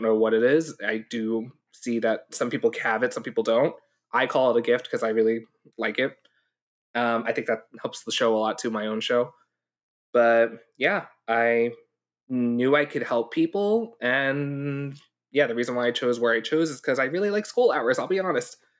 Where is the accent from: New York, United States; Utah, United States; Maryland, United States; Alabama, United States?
New York, United States; also born or lived in Hong Kong; I grew up in New York, too